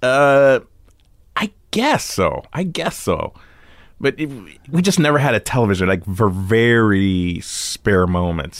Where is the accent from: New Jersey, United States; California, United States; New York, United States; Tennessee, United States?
California, United States; Los Angeles; I grew up in Santa Monica in Venice, and then, uh, we moved to, like, right off of Robertson Boulevard in Beverly Wood